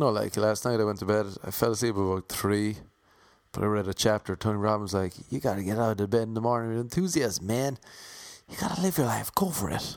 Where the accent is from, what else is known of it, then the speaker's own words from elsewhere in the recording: Ireland; accent: Irish; I have an Irish accent